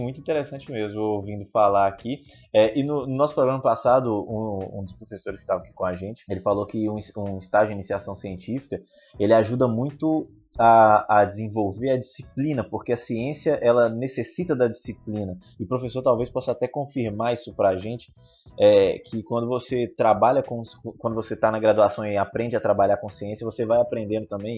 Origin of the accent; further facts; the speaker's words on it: Governador Valadares, Minas Gerais, Brazil; Eu sou aqui de Governador Valadares